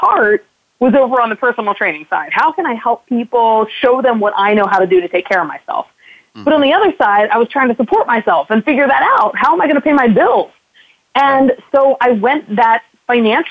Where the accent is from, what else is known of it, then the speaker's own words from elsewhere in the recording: outside of Baltimore, Maryland, United States; I grew up actually outside of Baltimore, and my parents still live down in that area